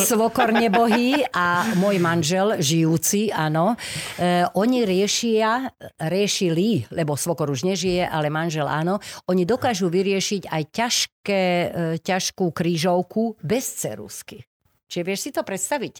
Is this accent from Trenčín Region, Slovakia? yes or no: no; Bratislava, Bratislava Region, Slovakia; narodila som sa podunajských biskupiciach